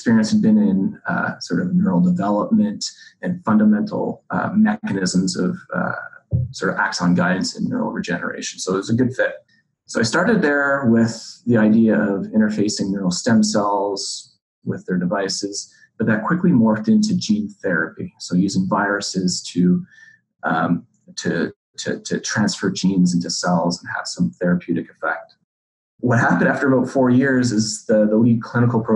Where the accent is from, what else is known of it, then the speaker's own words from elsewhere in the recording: Montreal, Quebec, Canada; moved away as an adult; also born or lived in New York City; I was born and raised in Montreal